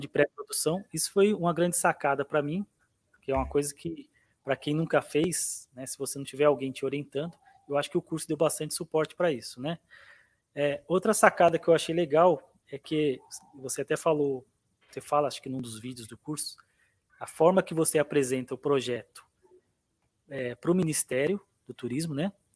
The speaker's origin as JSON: {"language": "Portuguese", "town": "Abaeté", "region": "Minas Gerais", "country": "Brazil", "said": "a Baeté, Minas Gerais"}